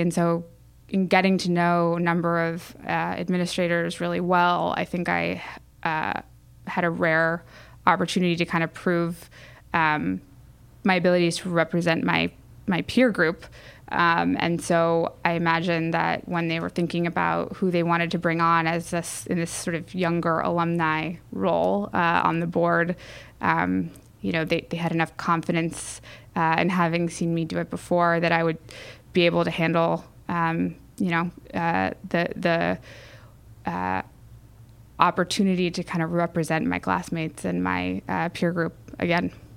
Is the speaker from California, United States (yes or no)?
yes; San Diego, California, United States; I grew up in San Diego